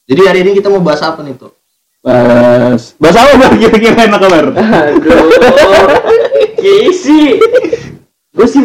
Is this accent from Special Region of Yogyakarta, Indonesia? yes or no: yes; Yogyakarta, Special Region of Yogyakarta, Indonesia; Karena uh, pertama gue orang Jogja.